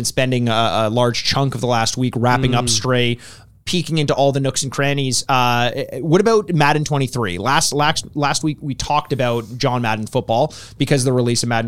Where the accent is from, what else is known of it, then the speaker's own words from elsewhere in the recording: Canada; we're Canadian.